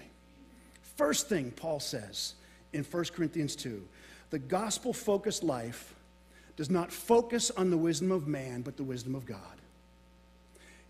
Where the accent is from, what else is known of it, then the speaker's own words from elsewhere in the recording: Florida, United States; I'm from Florida